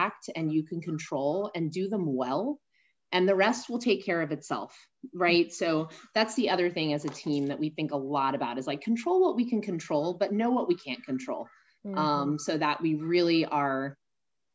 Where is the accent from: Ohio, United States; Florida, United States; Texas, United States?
Texas, United States; San Antonio; I'm from San Antonio, Texas